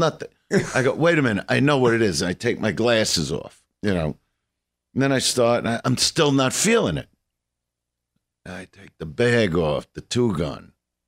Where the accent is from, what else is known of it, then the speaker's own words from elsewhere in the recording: New York City, New York, United States; I'm from Brooklyn.